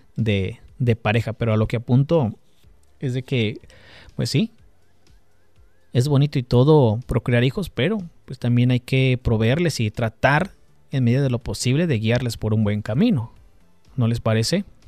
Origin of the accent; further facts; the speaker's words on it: Mexico; Los que crecimos en México